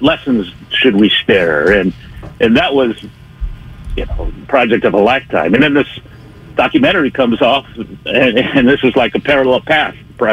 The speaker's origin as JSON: {"language": "English", "area": "Bay Area", "region": "California", "country": "United States", "tie": "born or raised there", "also_born_or_lived": "San Diego", "said": "I grew up in the Bay Area"}